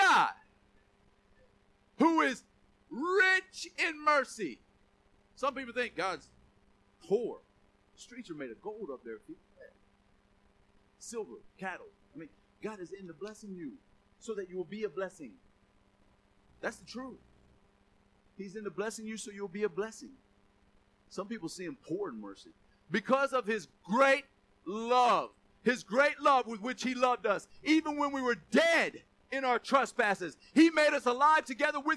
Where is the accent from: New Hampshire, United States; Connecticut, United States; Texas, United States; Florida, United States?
Florida, United States; Gainesville; accent: country; I'm mostly country ghetto. I grew up in Southeast Gainesville